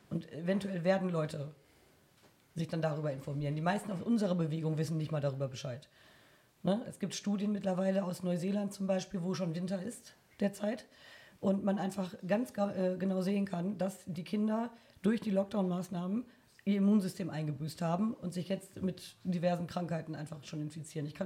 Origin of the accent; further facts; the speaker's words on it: Bielefeld, North Rhine-Westphalia, Germany; Ich komme tatsächlich aus Bielefeld.